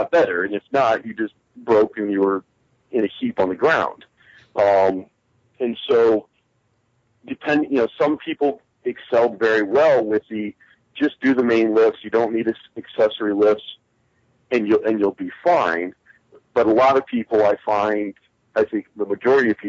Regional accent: Ohio, United States; I was born and raised here in Ohio, so Ohio is home for me first and foremost.

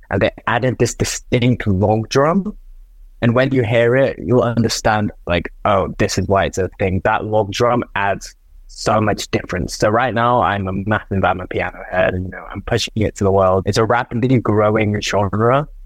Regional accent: Nigeria; It was the first time I heard Afro beats because I'm from Nigeria. I've never heard Afro beats at a night out.

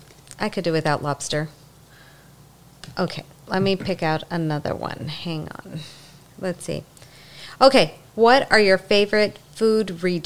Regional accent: El Paso, Texas, United States; I grew up in El Paso, and so I like a lot of the Southwest Mexican foods.

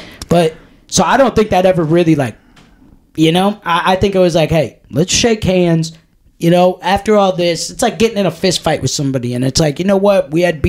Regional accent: Texas, United States; born there; and then I was born in Texas.

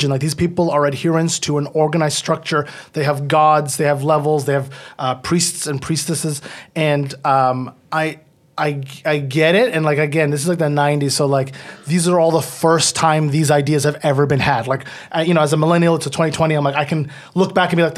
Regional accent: Ottawa, Ontario, Canada; And then I, I'm from Ottawa, so we don't have Toronto channels.

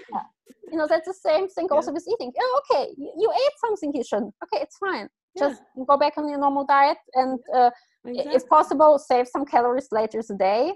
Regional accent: Germany; moved away; I grew up in Germany

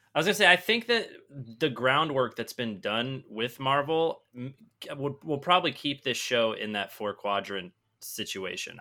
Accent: Michigan, United States; I grew up in Michigan

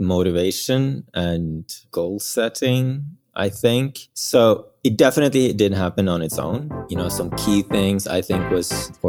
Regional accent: Bergen, Vestland, Norway; born there; English is a second language; Yes, I was born in Norway on the west coast, a small town called Bergen.

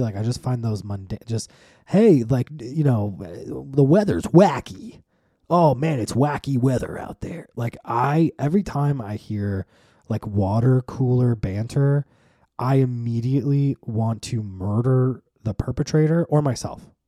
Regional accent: United States; we're American

